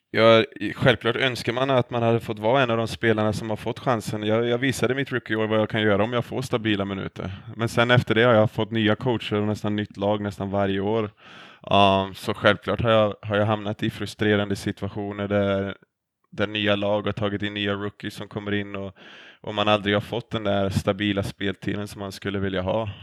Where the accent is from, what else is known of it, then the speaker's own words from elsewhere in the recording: Sweden; moved away as an adult; now in United States; hemma i Sverige